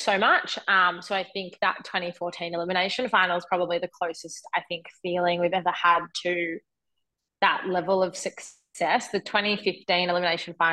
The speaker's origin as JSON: {"language": "English", "town": "Melbourne", "region": "Victoria", "country": "Australia", "tie": "born or raised there", "moved": "yes", "said": "now being back in Melbourne"}